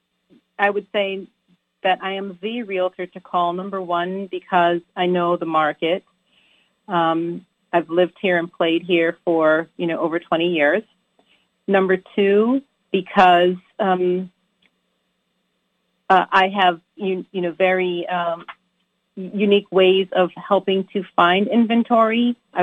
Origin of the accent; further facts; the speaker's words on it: U.S. Virgin Islands; Well, I'm from the Virgin Islands. I was born and raised in the Virgin Islands, which is, you know, literally two islands away from the Dominican Republic.